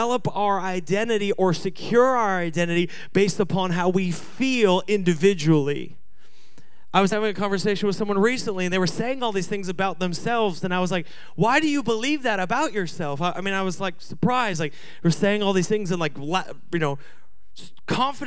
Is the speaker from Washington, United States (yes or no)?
yes; Washington, United States; moved away; I grew up in Washington